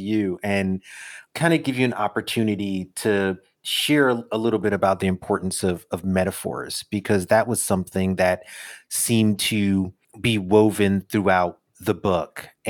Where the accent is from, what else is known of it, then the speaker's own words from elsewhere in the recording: New York City, New York, United States; as a New Yorker